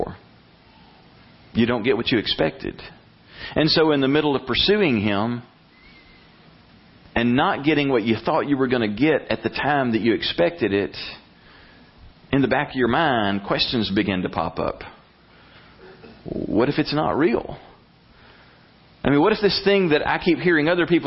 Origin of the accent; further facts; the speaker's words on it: Brundidge, Alabama, United States; growing up in Salem Baptist Church in Brundage, Alabama